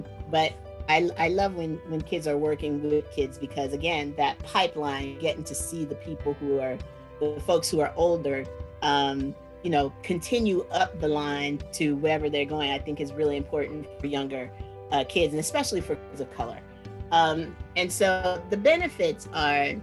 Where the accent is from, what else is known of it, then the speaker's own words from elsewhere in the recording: Washington, District of Columbia, United States; now in San Francisco, United States; I grew up when in Washington, D.C. is 75-78% Black back in the day